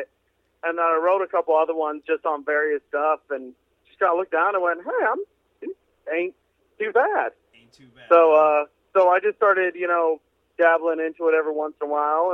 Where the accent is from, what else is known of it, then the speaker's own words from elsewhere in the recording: Indianapolis, Indiana, United States; I'm from Indianapolis, Indiana.